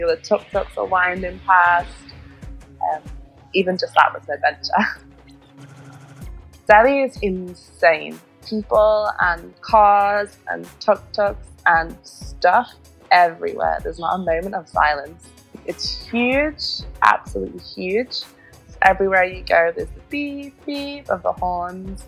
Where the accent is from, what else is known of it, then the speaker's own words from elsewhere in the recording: Liverpool, North West England, United Kingdom; moved away as an adult; now in Barcelona, Spain; originally I'm from Liverpool, which is in the north of England